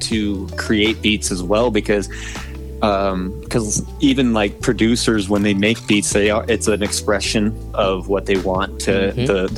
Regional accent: Tooele, Utah, United States; I'm actually from a small town called Tooele, Utah

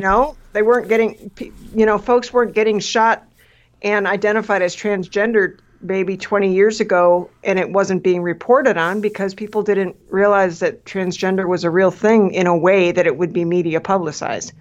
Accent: Midwest, United States; I grew up in the Midwest

